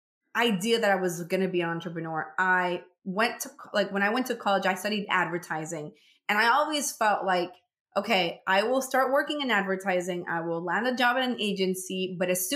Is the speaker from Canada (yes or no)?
no; Venezuela; moved away as an adult; now in United States; I'm originally from Venezuela.